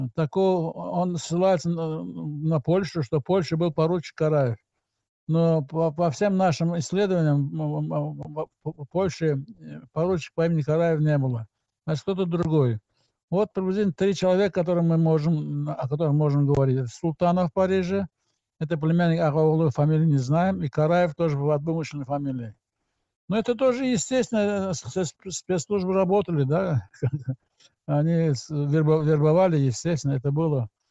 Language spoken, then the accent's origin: Russian; Azerbaijan; moved away as an adult; я из Азербайджана, из Советского Азербайджана